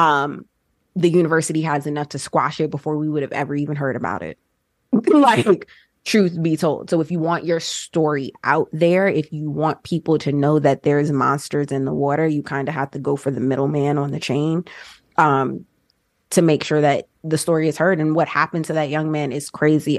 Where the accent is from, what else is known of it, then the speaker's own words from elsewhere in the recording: New Jersey, United States; moved away; also born or lived in Georgia; born and raised in Jersey, and then my family moved to Georgia